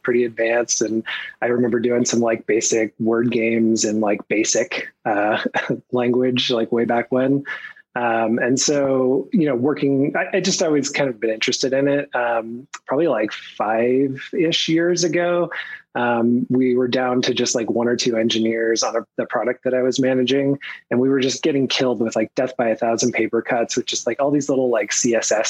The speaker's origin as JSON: {"language": "English", "town": "Portland", "region": "Oregon", "country": "United States", "said": "I'm from Portland, Oregon."}